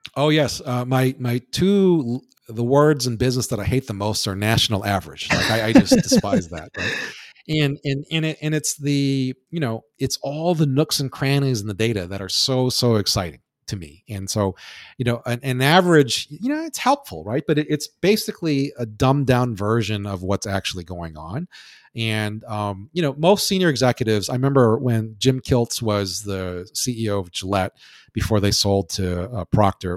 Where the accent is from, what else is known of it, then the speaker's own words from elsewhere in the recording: Hawaii, United States; I'm from uh, born and raised in Hawaii